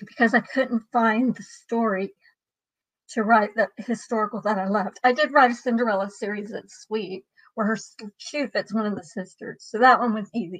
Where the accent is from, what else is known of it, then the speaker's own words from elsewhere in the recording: Dallas, Texas, United States; also born or lived in Marble Falls, Texas; I grew up in Dallas